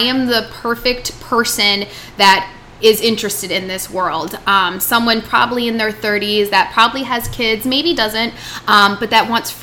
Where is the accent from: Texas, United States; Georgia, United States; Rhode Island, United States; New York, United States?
Rhode Island, United States; moved away; I'm from Rhode Island